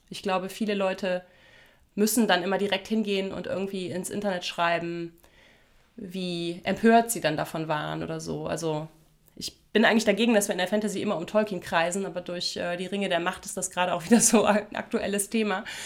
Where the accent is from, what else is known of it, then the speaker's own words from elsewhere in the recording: Germany; moved away; dass ich so ein Kind der Voreifel bin, also so inmitten von verwunschenen Wäldern und alten Steinbrüchen groß geworden bin.